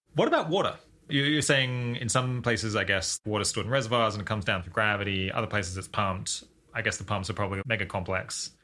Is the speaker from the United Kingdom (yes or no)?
no; Australia; as an Australian